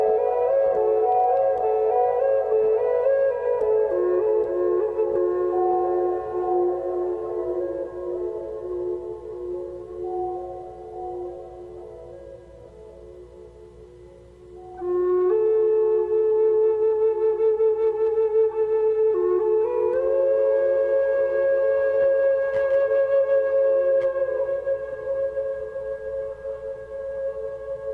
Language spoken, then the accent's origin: English; Boston, Massachusetts, United States; I'm from Boston, and you know I used to canoe on the Concord River